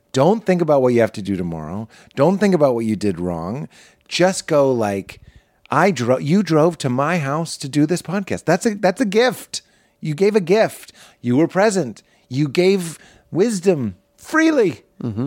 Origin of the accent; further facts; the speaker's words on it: Boston, Massachusetts, United States; I grew up in Boston. It's not in Jersey